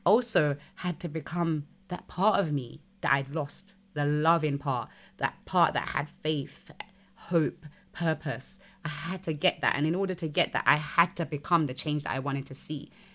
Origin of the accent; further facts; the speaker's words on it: United Kingdom; I'm British